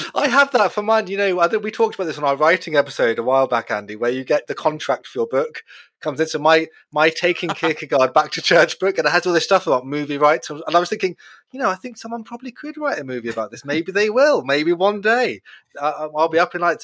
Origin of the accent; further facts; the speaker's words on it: United Kingdom; we're all British